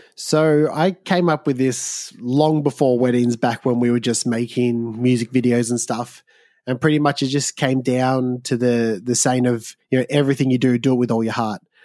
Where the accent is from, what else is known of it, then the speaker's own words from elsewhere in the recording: Southeast Victoria, Australia; I grew up in Southeast Victoria